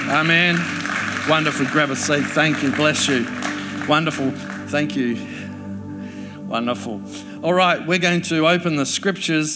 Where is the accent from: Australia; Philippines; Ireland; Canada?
Australia; Adelaide, South Australia; I grew up in Adelaide